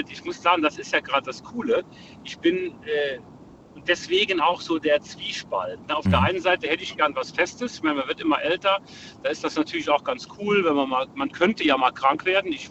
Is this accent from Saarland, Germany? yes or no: yes; Saarland, Germany; Ja, ich komme aus dem Saarland.